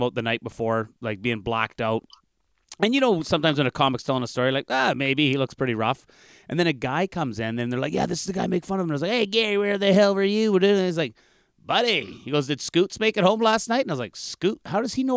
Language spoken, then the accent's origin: English; Canada; as a Canadian in the northern bush